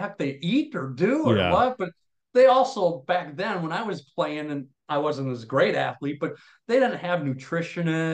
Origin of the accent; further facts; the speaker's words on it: Wisconsin, United States; growing up in Wisconsin